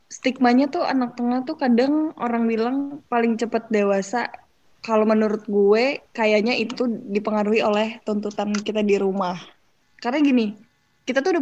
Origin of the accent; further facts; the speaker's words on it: Lampung, Indonesia; Gue kan orang Lampung